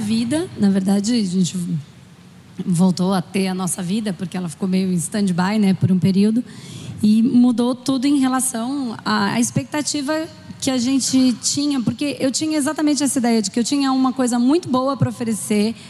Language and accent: Portuguese; São Paulo, Brazil; also born or lived in Spain; eu sou de São Paulo